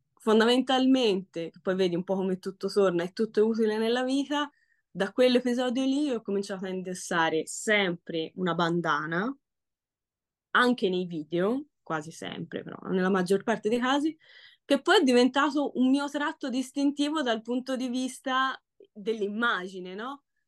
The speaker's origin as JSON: {"language": "Italian", "town": "Florence", "region": "Tuscany", "country": "Italy", "accent": "Florentine", "said": "il mio accento fiorentino"}